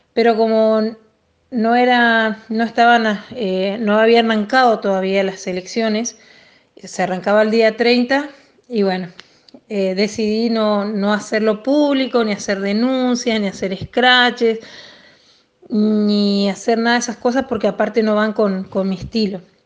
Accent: Machagai, Chaco, Argentina; Yo también me crié a en Machagay y compartí todo el secundario con él

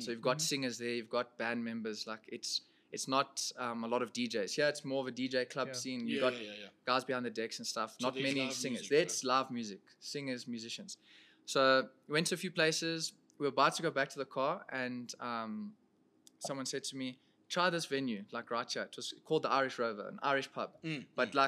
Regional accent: South Africa; I'm a singer from South Africa.

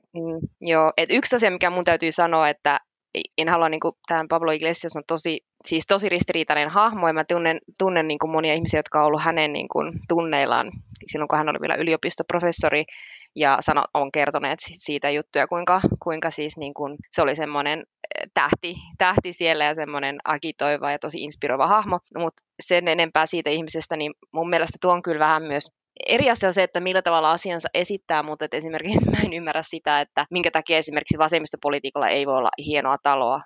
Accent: Finland; now in Madrid, Spain; me ollaan Suomesta

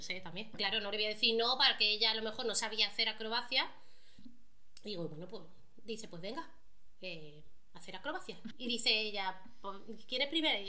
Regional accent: Málaga, Andalusia, Spain; also born or lived in Marbella; yo soy de Marbella, no me crié en Marbella, pero en Málaga

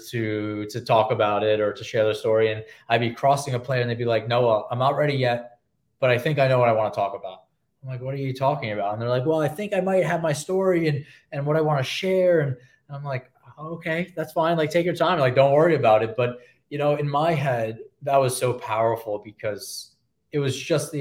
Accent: New York, United States; I'm a New Yorker

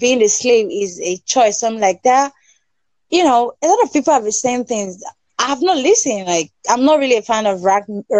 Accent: Nigeria; From Nigeria.

